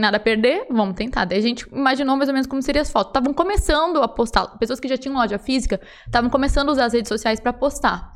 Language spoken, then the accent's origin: Portuguese; Rio Grande do Sul, Brazil; moved away as an adult; Eu sou gaúcha, tenho 33 anos